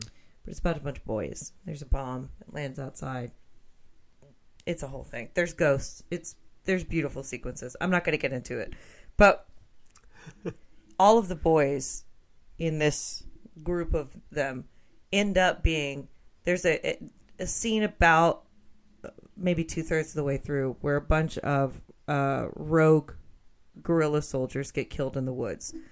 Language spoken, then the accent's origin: English; Texas, United States; I'm from Texas, so I heard Spanish a lot